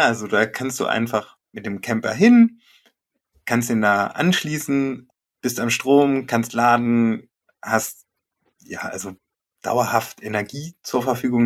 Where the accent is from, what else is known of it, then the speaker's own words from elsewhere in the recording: Germany; now in Porta Westfalica, Germany; Gebürtig komme ich aus dem Harz